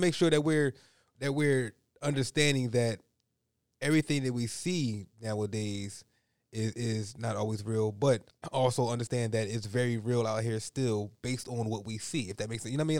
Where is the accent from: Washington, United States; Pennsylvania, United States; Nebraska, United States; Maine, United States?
Pennsylvania, United States; Philadelphia; Growing up in Point Breeze, Philadelphia